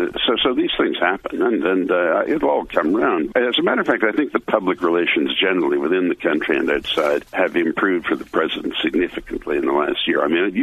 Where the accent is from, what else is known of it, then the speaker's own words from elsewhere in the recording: United Kingdom; I am British, as you could tell from my heavy accent, and I'm a member of their parliament, and it's a great country, and I'm proud to be British